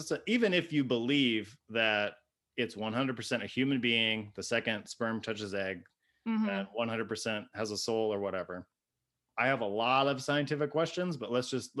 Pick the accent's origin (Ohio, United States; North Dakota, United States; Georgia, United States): Ohio, United States; I'm from Ohio.